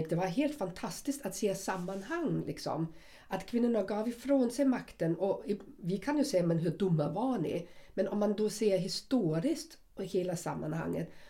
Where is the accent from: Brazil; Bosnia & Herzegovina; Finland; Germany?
Germany; Swedish is a second language; now in Sweden; Jag är, jag är uppvuxen i väst.